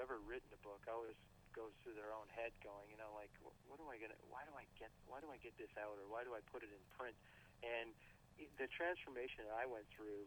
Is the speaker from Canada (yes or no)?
yes; Canada; being a Canadian